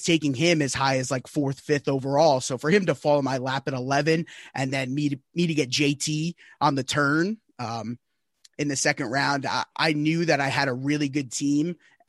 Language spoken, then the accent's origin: English; Northeast, United States; I'm from the Northeast